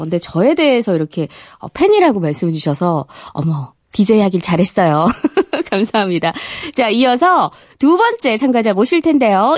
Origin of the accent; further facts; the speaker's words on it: Gyeongsang, South Korea; 저도 이게 경상도 출신이거든요.